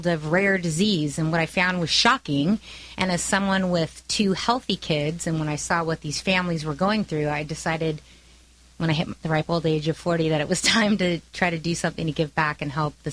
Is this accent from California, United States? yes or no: yes; California, United States; also born or lived in San Francisco; I was born and raised here in California, moved to San Francisco.